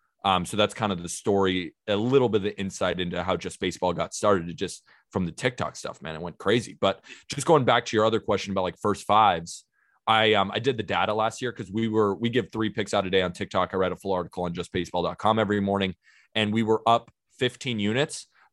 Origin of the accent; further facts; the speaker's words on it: Santa Barbara, California, United States; also born or lived in Staten Island, New York; now in New York, United States; I'm currently living in New York. I'm from Santa Barbara, California, but I've been living in New York.